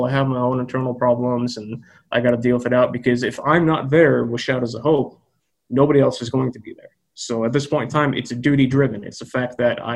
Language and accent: English; United States; America, which is my home country